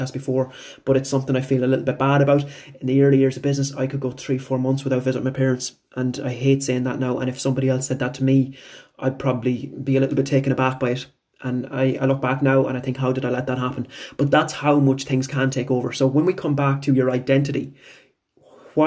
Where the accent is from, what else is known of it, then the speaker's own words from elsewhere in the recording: Bunninadden, Connacht, Ireland; also born or lived in Tubbercurry; My hometown is Bunanadden, which is about 5-7 minutes away from Tobercurry. So I went to school in Tobercurry